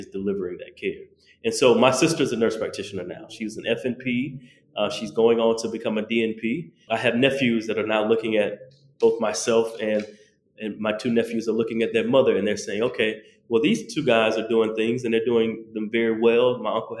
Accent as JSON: {"language": "English", "region": "the South", "country": "United States", "said": "me being a Southerner from the South"}